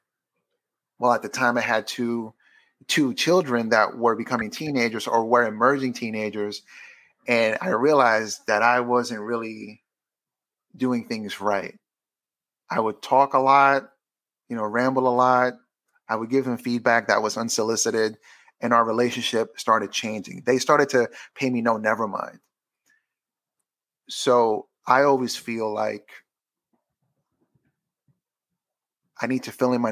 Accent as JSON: {"language": "English", "town": "New York City", "region": "New York", "country": "United States", "tie": "born or raised there", "said": "I'm from Queens, New York, which I am"}